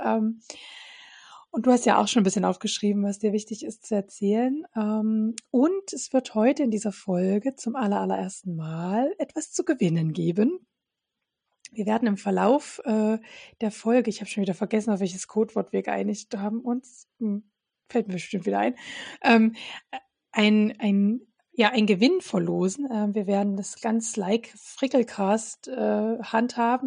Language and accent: German; Radebeul, Saxony, Germany; in meiner Heimatstadt Radebeul, was übrigens neben Dresden liegt